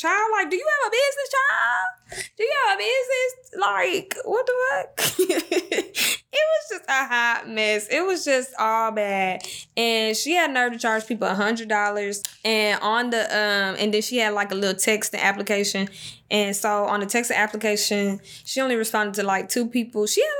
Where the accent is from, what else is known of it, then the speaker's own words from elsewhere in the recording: Jacksonville, North Carolina, United States; born there; I was born in Jacksonville, North Carolina, just for the people that don't know, that's just now joining.